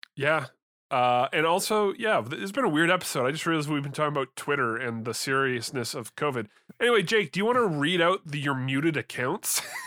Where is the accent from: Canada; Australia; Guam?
Canada; I'm from Canada